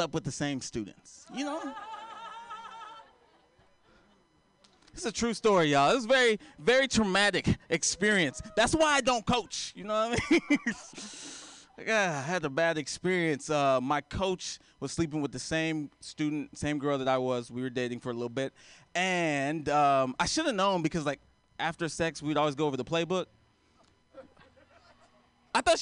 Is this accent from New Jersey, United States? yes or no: no; Texas, United States; I am a teacher, and I am from Texas.